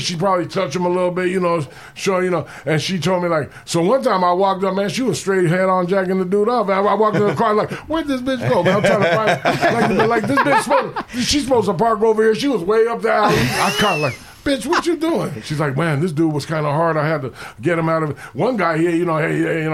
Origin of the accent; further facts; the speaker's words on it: Los Angeles, California, United States; I was from Hollywood